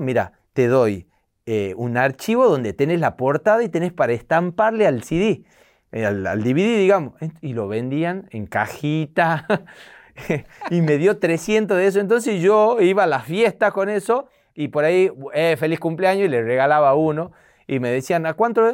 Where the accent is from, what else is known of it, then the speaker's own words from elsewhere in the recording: Tucumán, Argentina; accent: tucumano; soy de Tucumán